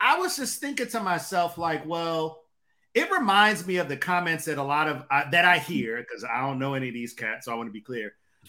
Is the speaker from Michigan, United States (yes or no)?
yes; Detroit, Michigan, United States; Y'all ain't grow up the life that I grew up in Detroit.